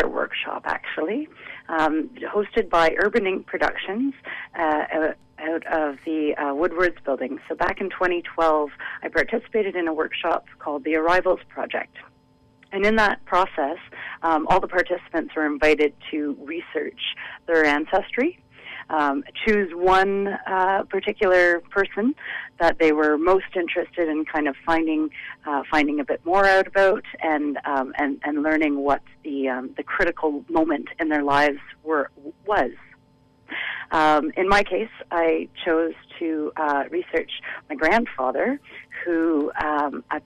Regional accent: Ottawa, Ontario, Canada; now in Vancouver, Canada; I hail from Ottawa. I've been working as an independent dance artist in Vancouver since 2011.

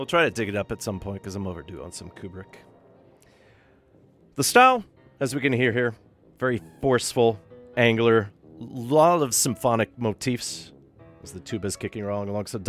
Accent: New York City, New York, United States; accent: Brooklyn; my Brooklyn accent

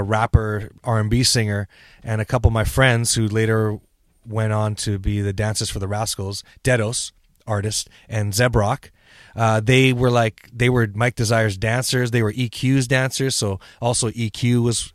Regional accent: Vancouver, British Columbia, Canada; We're just from Vancouver

